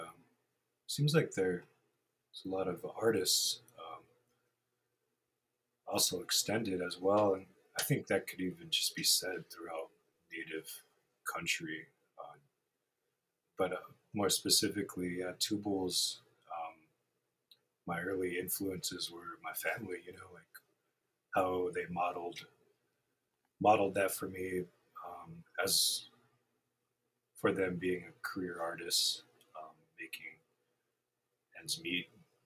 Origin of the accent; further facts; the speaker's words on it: Rapid City, South Dakota, United States; also born or lived in Red Shirt Table Community, Pine Ridge Reservation; I grew up in Rapid, went through the public school systems here